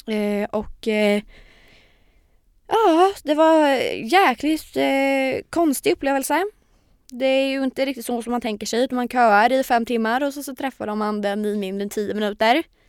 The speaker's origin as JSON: {"language": "Swedish", "town": "Linköping", "region": "Östergötland", "country": "Sweden", "moved": "as an adult", "lives_now": "Stockholm, Sweden", "said": "jag har ju haft en liten period när jag varit hemma i Linköping"}